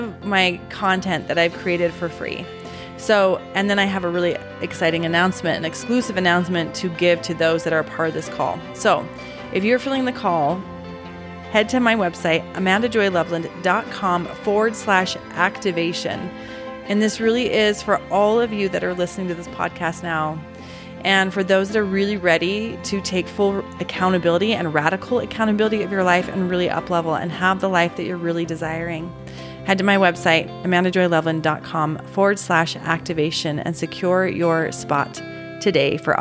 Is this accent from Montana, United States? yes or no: no; Utah, United States; also born or lived in Alabama; born and raised in Utah